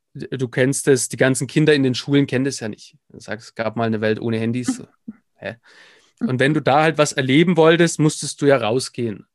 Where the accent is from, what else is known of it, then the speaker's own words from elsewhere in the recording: Nuremberg, Bavaria, Germany; bin im Prinzip aufgewachsen in der Nürnberger Südstadt.